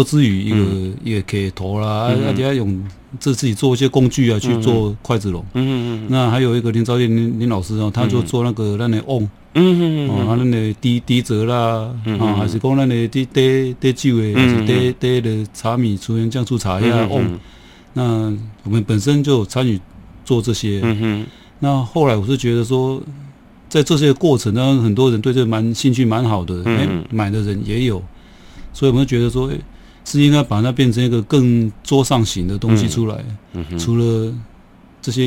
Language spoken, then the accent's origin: Chinese; Kaohsiung, Taiwan; 就是小时候就在这里长大了，